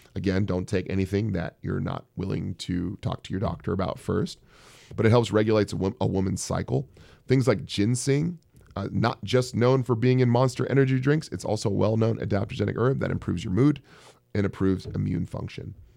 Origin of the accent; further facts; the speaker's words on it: Bay Area, California, United States; moved away; also born or lived in Silicon Valley / San Francisco; I'm from the Bay Area.